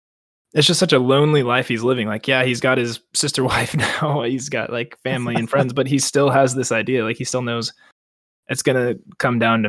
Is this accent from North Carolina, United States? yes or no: no; Colorado, United States; I'm not from Kentucky. I'm from Colorado